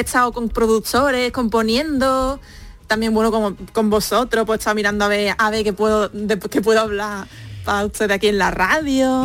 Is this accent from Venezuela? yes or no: no; Spain; now in South Korea